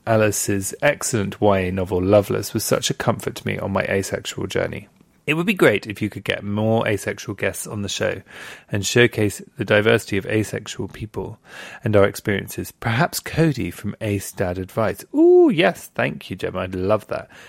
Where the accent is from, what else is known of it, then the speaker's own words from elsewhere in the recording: United Kingdom; moved away as an adult; now in Australia; I grew up in Southfield. It's now called Southfield Village